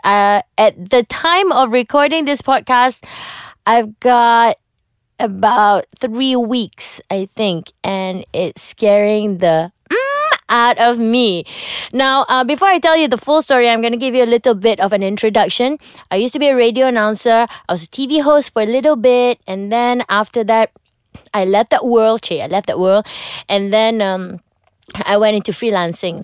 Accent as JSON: {"language": "English", "country": "Malaysia"}